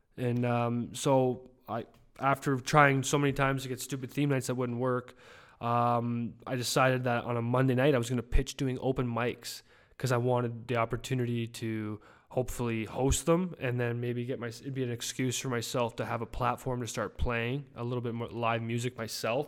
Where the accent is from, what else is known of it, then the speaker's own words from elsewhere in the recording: Canada; I'm a Canadian